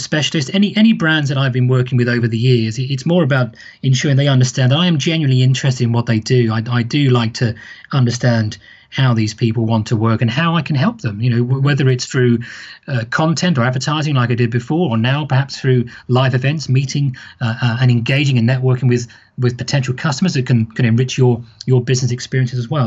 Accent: United Kingdom; I'm British

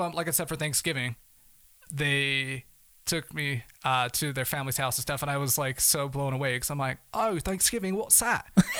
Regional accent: Manchester, North West England, United Kingdom; Because they'd hear me and my accent and they're like, oh yeah, where are you from? You know, so I'm like, well, Manchester.

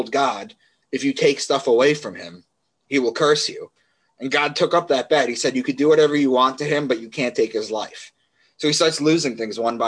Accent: Long Island, New York, United States; moved away as an adult; also born or lived in Boston; I grew up and I was raised in Long Island.

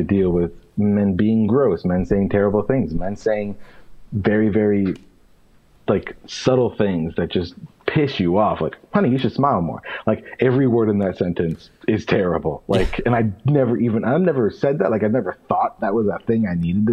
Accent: Pennsylvania, United States; also born or lived in Bridgeport, Connecticut; I was born in Connecticut and I was raised in Pennsylvania

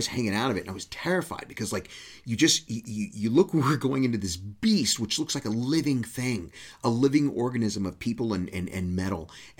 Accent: Texas, United States; moved away; where I grew up in Texas, men never stood very close to one another.

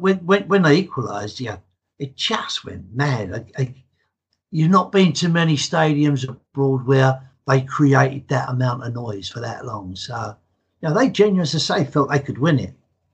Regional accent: England, United Kingdom; accent: English; as you can tell by my accent, I'm as English can be. my dad was Hungarian, right. And so half my family still lives over there.

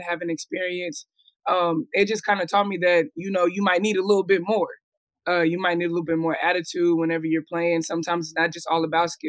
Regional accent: Fort Worth, Texas, United States; Flash was from Fort Worth too. So I grew up with Flash

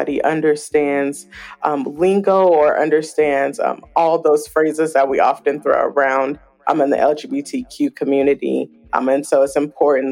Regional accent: Oakland, California, United States; I grew up in Oakland, California

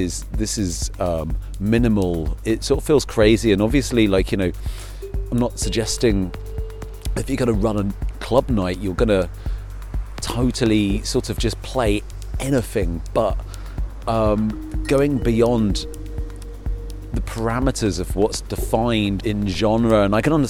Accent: United Kingdom; moved away; I'm a Brit, living in Europe

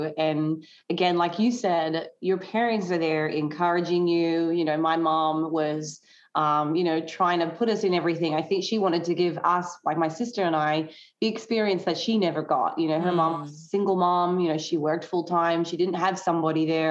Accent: Tasmania, Australia; moved away as an adult; also born or lived in mainland Australia; now in United States; I grew up in Tasmania, which is I guess one of the states of Australia.

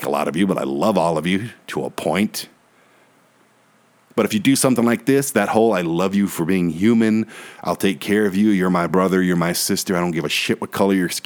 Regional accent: Detroit, Michigan, United States; a white guy who was born and raised in Detroit

